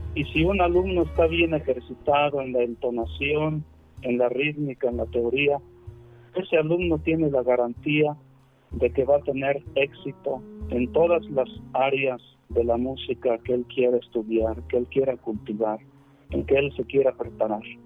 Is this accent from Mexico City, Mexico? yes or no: no; Ciudad Fernández, San Luis Potosí, Mexico; now in San Luis Potosí, Mexico; yo estudié la primaria en, en, la escuela Álvaro Obregón, en la comunidad en donde yo nací, en Morillo, Ciudad Fernández, San Luis Potosí. Al terminar la primaria me trasladé en 1978 aquí a la ciudad de San Luis Potosí